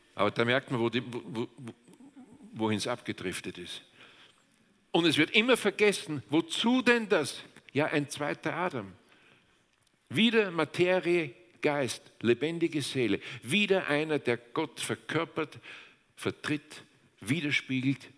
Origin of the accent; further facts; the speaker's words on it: Austria; Wir Österreicher